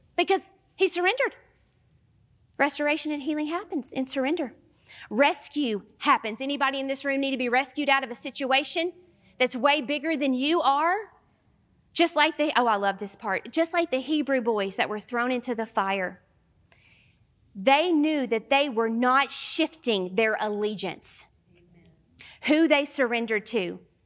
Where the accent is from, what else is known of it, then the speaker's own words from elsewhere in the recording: Southern United States, United States; accent: Southern; my Southern accent